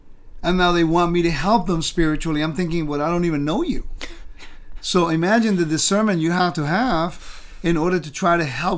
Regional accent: California, United States; also born or lived in Puerto Rico; Understand where I'm from Puerto Rico. small little island in the Caribbean. Grew up in California.

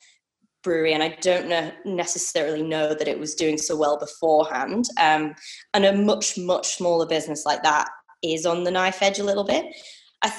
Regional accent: Leeds, Yorkshire and the Humber, United Kingdom; moved away as an adult; now in Brisbane, Australia; I'm from Leeds up north

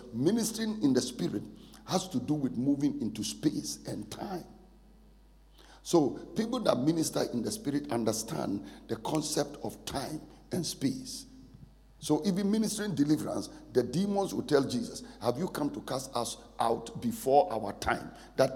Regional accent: Ghana; moved away; also born or lived in Nigeria; I'm a Ghanaian by birth, Nigerian by choice.

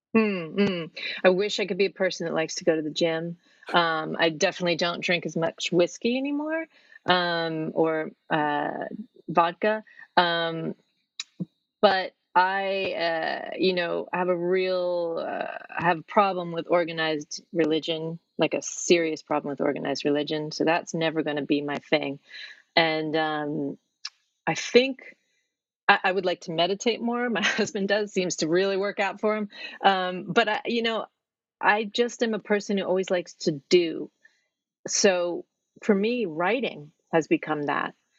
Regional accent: New York, United States; moved away as an adult; now in Norwich, United Kingdom; I'm from New York

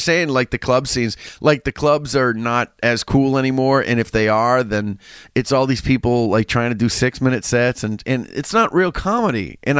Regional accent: New England, United States; I'm from New England.

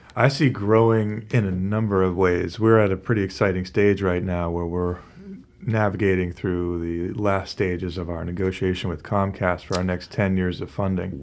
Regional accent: Beverly, Massachusetts, United States; also born or lived in Gloucester, Massachusetts; I was born and raised in Beverly

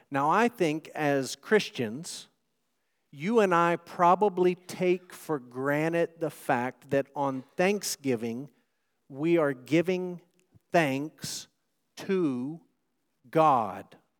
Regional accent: Texas, United States; those of us who are proud to be Texans

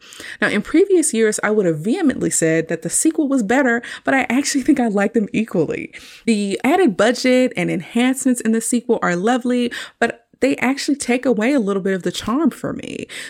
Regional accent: Texas, United States; considering how I grew up in Texas and basically never saw the snow in the winter.

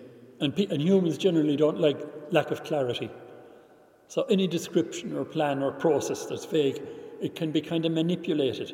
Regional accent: Ireland; when I was growing up in Ireland

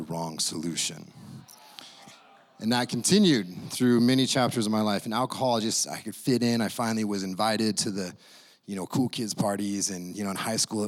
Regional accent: Idaho, United States; moved away; I come from Idaho

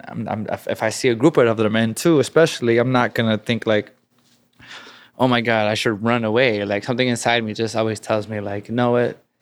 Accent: Chicago, Illinois, United States; there was always street gangs around my community, whether they were, like, tagging crews or street gangs growing up in Chicago.

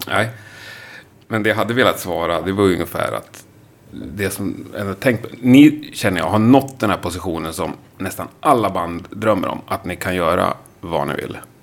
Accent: Sweden; jag är ju svensk

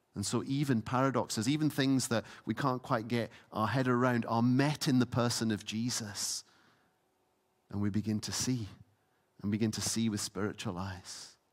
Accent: Isle of Lewis, Scotland, United Kingdom; I grew up on the Isle of Lewis.

